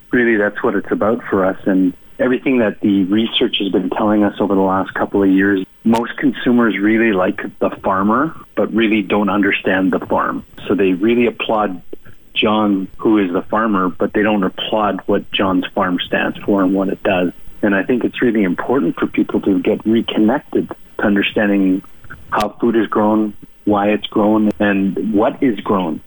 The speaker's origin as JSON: {"language": "English", "region": "rural Manitoba", "country": "Canada", "tie": "born or raised there", "also_born_or_lived": "Alberta", "moved": "as an adult", "lives_now": "Calgary, Canada", "said": "I'm a rural ruralite from rural Manitoba. I grew up in Manitoba for pretty much three quarters of my life. Moved to Alberta about 12 years ago"}